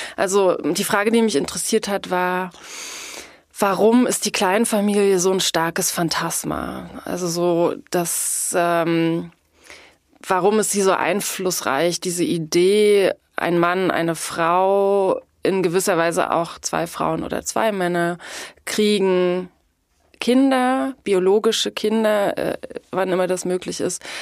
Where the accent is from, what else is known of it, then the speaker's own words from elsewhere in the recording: East Germany, Germany; ich bin in der DDR aufgewachsen. Die ersten sieben Jahre meines Lebens.